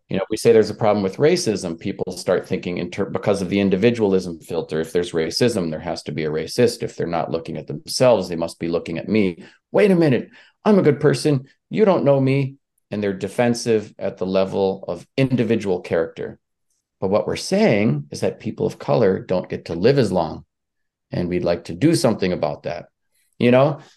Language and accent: English; Leech Lake, northern Minnesota, United States; I come from Leech Lake, which is one of a number of Ojibwe, uh, reservations, mines in northern Minnesota.